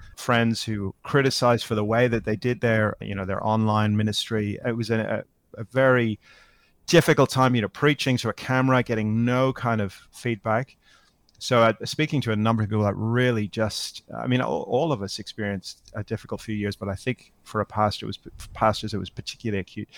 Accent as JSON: {"language": "English", "region": "Northern Ireland", "country": "United Kingdom", "tie": "born or raised there", "moved": "yes", "lives_now": "Australia", "said": "I'm living in Australia now, but I, I grew up in Northern Ireland"}